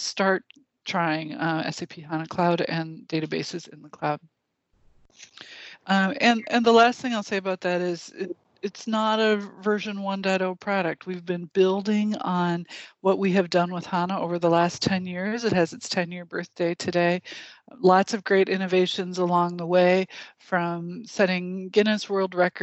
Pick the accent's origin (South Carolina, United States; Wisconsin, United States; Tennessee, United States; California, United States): Wisconsin, United States; I'm from Wisconsin